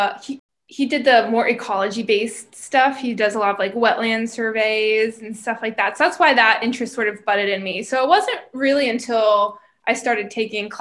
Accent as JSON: {"language": "English", "region": "Pennsylvania", "country": "United States", "tie": "born or raised there", "also_born_or_lived": "Maryland", "moved": "as an adult", "lives_now": "St. Louis, United States", "said": "originally from Pennsylvania. That's where I grew up"}